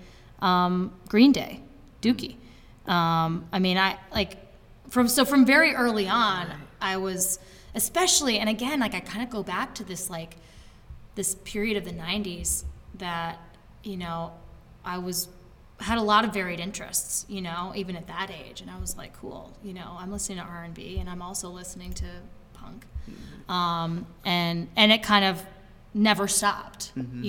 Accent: Brattleboro, Vermont, United States; I grew up in Brattleboro

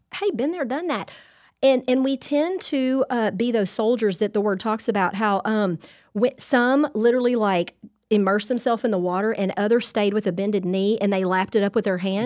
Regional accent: Louisiana, United States; I'm Cajun through and through

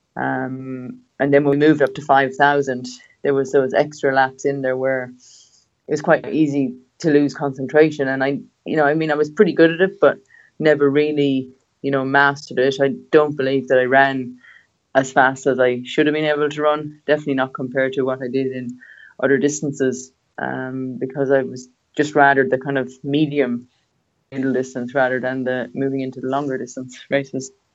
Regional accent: Cobh, Munster, Ireland; born or raised there; moved away as an adult; now in Australia

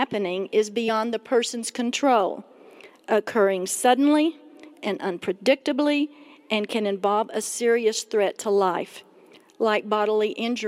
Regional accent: Texas, United States; now in Colorado Springs, United States; We had just moved to Colorado Springs from Texas. Now, I know my accent sounds like I'm from New York City, but, you know, I really am from Texas, and so good to be here.

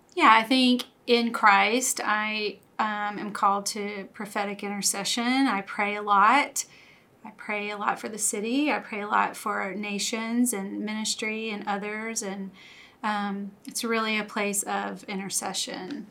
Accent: Louisiana, United States; moved away as an adult; I grew up in Louisiana uh, lived there all of my life until we moved here about 11 years ago

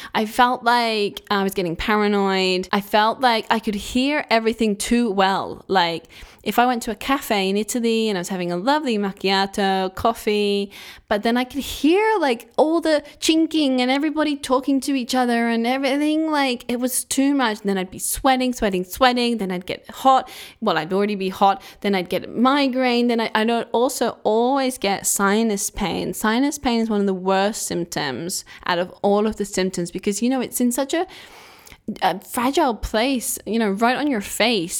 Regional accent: England, United Kingdom; I'm from England

